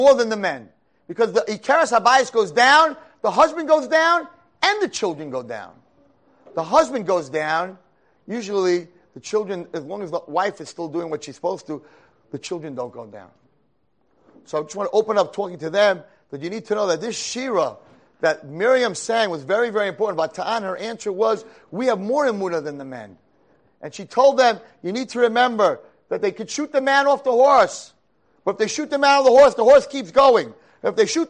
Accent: Monsey, New York, United States; I grew up in Muncie, New York.

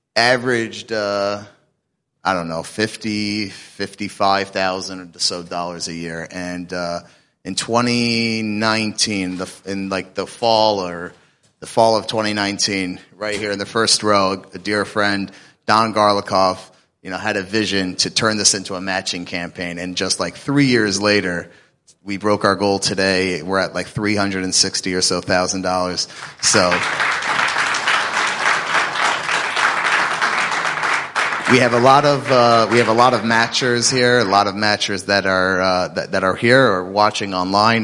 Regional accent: Atlanta, Georgia, United States; I'm from Atlanta

